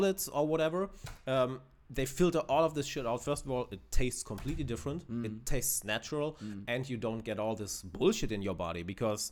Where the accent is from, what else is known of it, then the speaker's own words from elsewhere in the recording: Germany; I am from Germany.